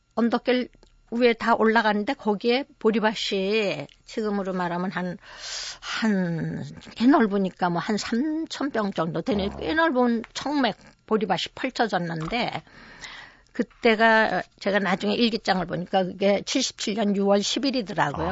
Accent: Seoul, South Korea; also born or lived in Okcheon, North Chungcheong; 저는 이제 서울에서 태어나서 그때 피난 생활을 한 1년 한 반 정도 한 거 외에는 서울에서만 네. 종로구 익선동에서

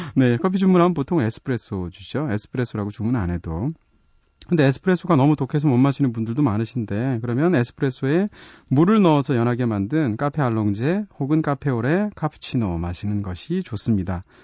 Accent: Seoul, South Korea; 서울에서는 어디만 가도 어렸을 때 살던 그런 지역만 가도 그때 내가 태어난 곳이 여긴가 싶기도 하고 초등학교가 여기 근처 어디 있었는데 싶기도 하잖아요.

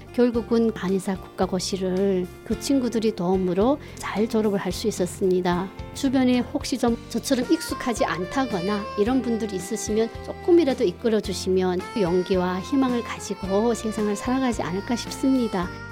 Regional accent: North Korea; moved away as an adult; now in South Korea; 저는 북한에서 한의사 생활을 하다가 탈북을 했고요

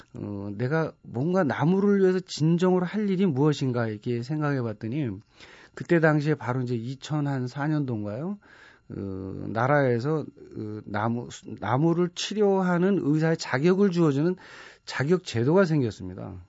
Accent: Seoul, South Korea; 제가 4살, 5살 때는 고향이 정릉이었어요

